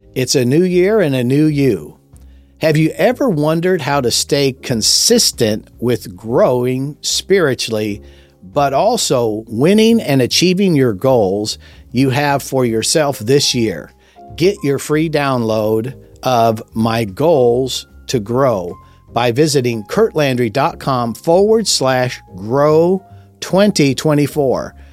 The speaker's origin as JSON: {"language": "English", "town": "Los Angeles", "region": "California", "country": "United States", "tie": "born or raised there", "said": "I was raised in Los Angeles during the Watts riots in the sixties"}